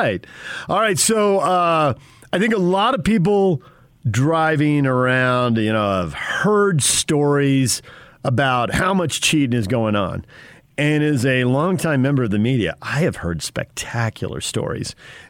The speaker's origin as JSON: {"language": "English", "town": "Spring Valley", "region": "California", "country": "United States", "tie": "born or raised there", "moved": "yes", "said": "I grew up in the suburb of Spring Valley. And I lived on the western edge by Sweetwater Lake when I was in elementary school. And then in junior high and high school, between 7th and 8th grade, we moved out to kind of the eastern edge, Steel Canyon"}